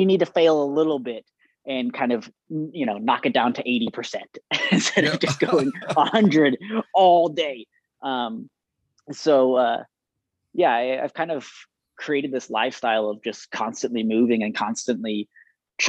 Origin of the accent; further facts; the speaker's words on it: Moreno Valley, California, United States; moved away as an adult; also born or lived in Orem, Utah; now in Saratoga Springs, United States; I grew up in Southern California